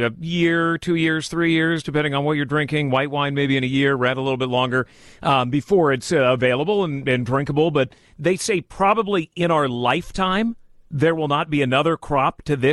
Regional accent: Santa Rosa, California, United States; moved away as an adult; we're going home to Santa Rosa

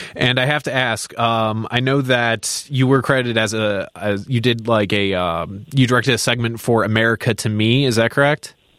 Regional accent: Crystal Lake, Illinois, United States; I'm from Crystal Lake, Illinois

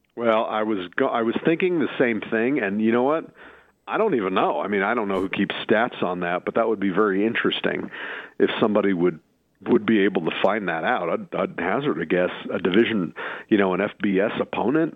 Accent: Phoenix, Arizona, United States; I grew up in Phoenix

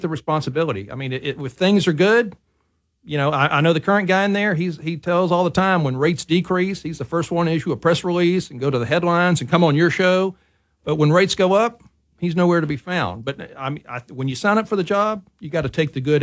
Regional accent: DeRidder, Louisiana, United States; now in Baton Rouge, United States; I'm originally from DeRidder. I live in Baton Rouge now

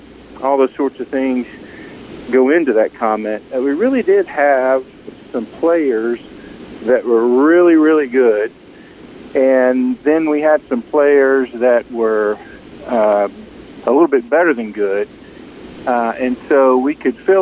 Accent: Memphis, Tennessee, United States; also born or lived in DeSoto County, Mississippi / Minnesota; I grew up in Memphis and DeSoto County area

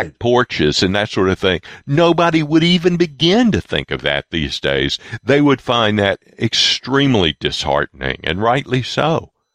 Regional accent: the South, United States; I grew up in the South uh, at the right. tail end of uh, Jim Crow South.

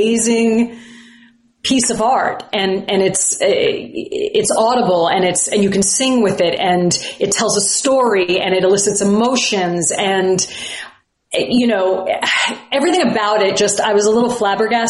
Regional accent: Huntington Station, New York, United States; I grew up in Huntington Station, Long Island.

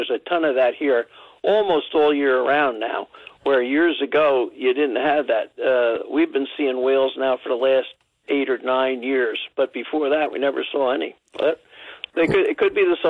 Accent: Ocean Grove, New Jersey, United States; I'm from Ocean Grove. My house sits right where I can see the ocean all the time. I've been in this house 50 years.

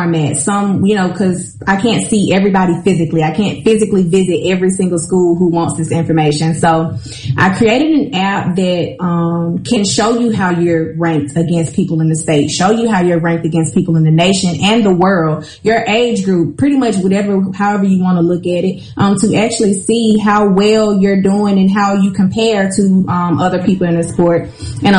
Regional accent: Mississippi, United States; I'm from Mississippi

